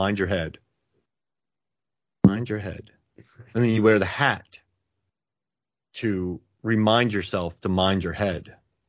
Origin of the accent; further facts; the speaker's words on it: Florida, United States; I grew up around Florida, in Florida, not around. And I went to Clearwater, occasionally Clearwater Beach.